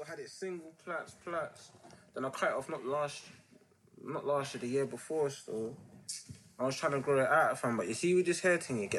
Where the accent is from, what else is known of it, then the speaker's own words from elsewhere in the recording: London, United Kingdom; also born or lived in Montserrat; I'm from Leighton, E10. I'm not on the block late in E10. Yeah, I'm from late in E10, innit?